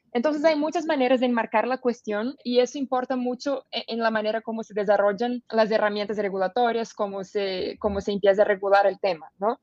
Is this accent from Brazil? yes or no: yes; Brazil; soy una abogada brasileña